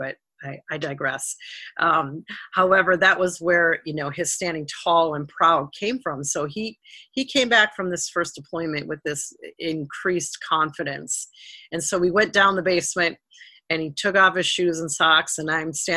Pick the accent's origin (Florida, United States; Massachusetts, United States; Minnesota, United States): Minnesota, United States; Rosemount; our hometown in Rosemount, Minnesota